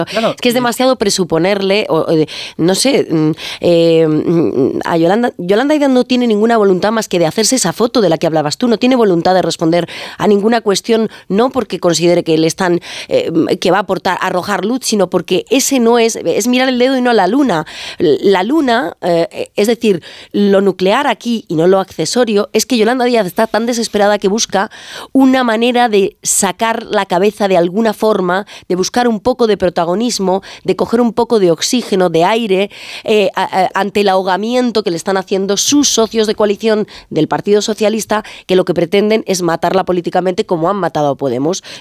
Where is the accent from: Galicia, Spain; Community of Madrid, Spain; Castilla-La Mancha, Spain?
Galicia, Spain; Ferrol; otros somos de Ferrol